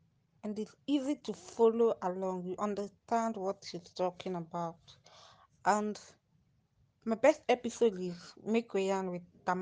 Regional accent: Nigeria; I'm a Nigerian.

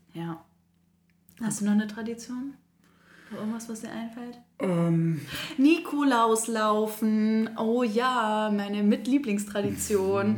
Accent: Northern Germany, Germany; now in Koblenz, Germany; bei uns im Norden

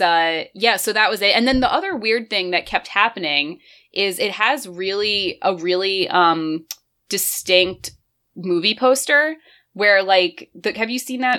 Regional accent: near North Jersey, New Jersey, United States; I actually grew up like right near North Jersey too

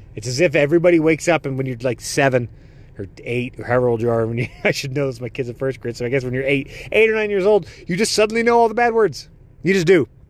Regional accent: United States; also born or lived in Netherlands; my parents were born here, like, I can't claim, like, I'm American

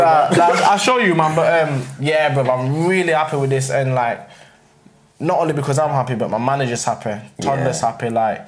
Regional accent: Sheffield, Yorkshire and the Humber, United Kingdom; growing up in Sheffield's not massive, you get me?

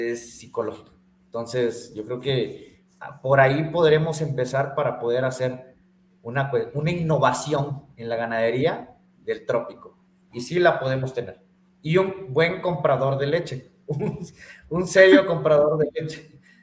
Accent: Chiapas, Mexico; now in Bajío, Mexico; Yo soy de Chiapas, tú bien sabes que yo soy sureño, nada más que me, la pinto de que estoy aquí en el Bajío, pero no, yo soy más, yo soy más chiapaneco que el pozol de cacao

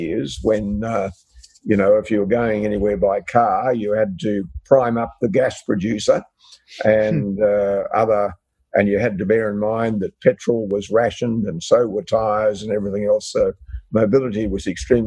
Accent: Longreach, Queensland, Australia; moved away; also born or lived in North Sydney; I was born in North Sydney, but I actually lived, my parents lived at the time in Western Queensland near the town of Longreach

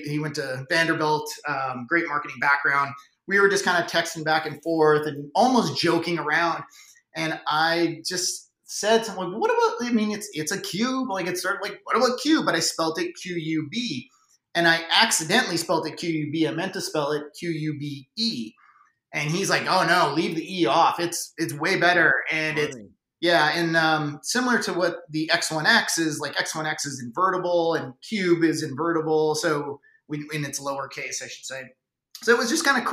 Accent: Canada; accent: Canadian; So I'm Canadian, if you haven't picked up on the accent yet. So I grew up playing hockey

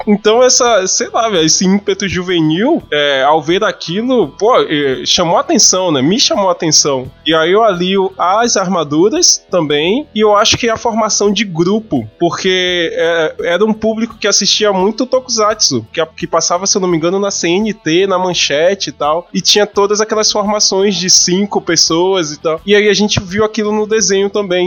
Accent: Salvador, Bahia, Brazil; A minha infância em Cavaleiros do Zodíaco foi em Salvador

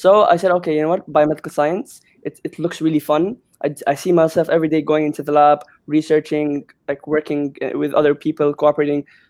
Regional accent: Jeddah, Makkah Province, Saudi Arabia; moved away as an adult; now in United Kingdom; I am from Saudi Arabia, Jeddah.

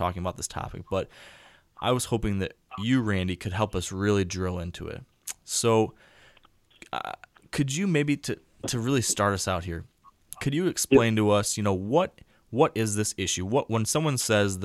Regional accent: Michigan, United States; I typically hunt my home state of Michigan

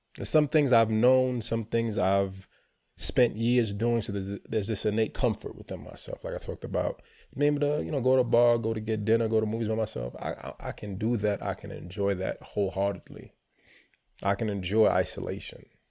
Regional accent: New York City, New York, United States; moved away as an adult; also born or lived in Palm Bay, Florida; I grew up in New York City.

